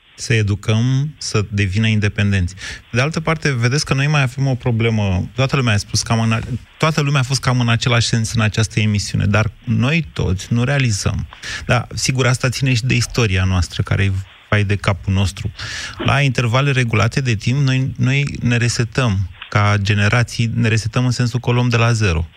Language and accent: Romanian; Drobeta-Turnu Severin, Mehedinți County, Romania; now in Bucharest, Romania; eu plec de la Severin